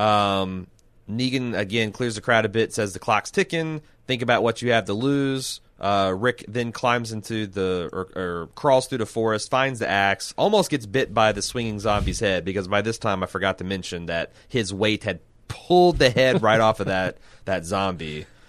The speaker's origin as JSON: {"language": "English", "region": "Midwest", "country": "United States", "said": "I'm from the Midwest"}